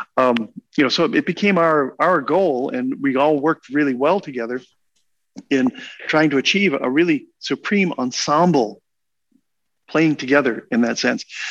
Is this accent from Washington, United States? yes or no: yes; Seattle, Washington, United States; also born or lived in Venezuela; now in Bonn, Germany; I originally hail from Seattle, Washington